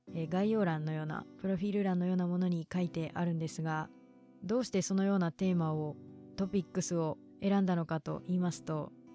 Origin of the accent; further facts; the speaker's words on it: Kinki, Japan; accent: Kansai dialect; first language Kansai dialect; moved away as an adult; 出身は近畿地方で実は母国語は関西弁です今は地元を出て大学に通っていて